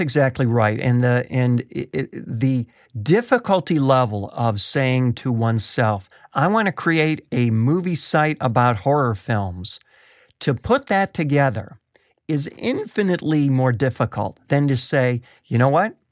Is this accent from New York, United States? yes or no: yes; Rochester, New York, United States; I grew up in Rochester, New York